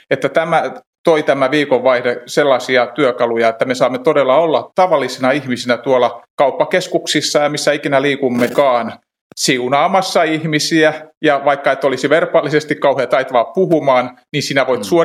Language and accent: Finnish; Pori, Satakunta, Finland; Mä oon Porista ja varikkoseurakunta Noormarkussa, jossa työstä vastaan vanhimmistopuheenjohtajana.